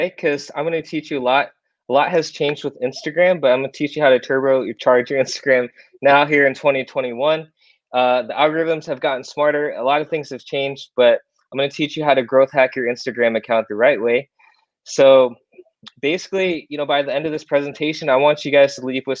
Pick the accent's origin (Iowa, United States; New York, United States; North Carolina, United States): Iowa, United States; moved away as an adult; now in South Korea; I moved to Iowa in the USA, lived there my whole life, went to high school there, college there.